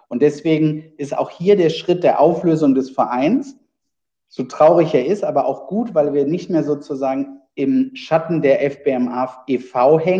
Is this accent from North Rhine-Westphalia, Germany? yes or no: yes; Wuppertal, North Rhine-Westphalia, Germany; Nee, ich komme aus Wuppertal.